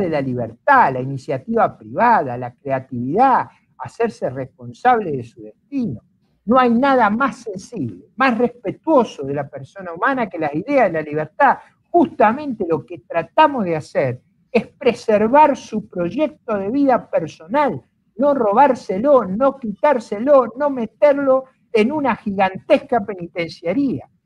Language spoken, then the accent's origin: Spanish; Argentina; yo no vengo de las familias eh, ricas y fundadoras de Argentina. Mis abuelos son inmigrantes